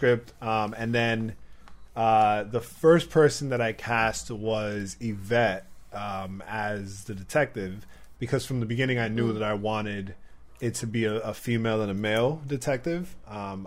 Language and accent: English; Providence, Rhode Island, United States; now in New York, United States; my hometown, Providence, Rhode Island.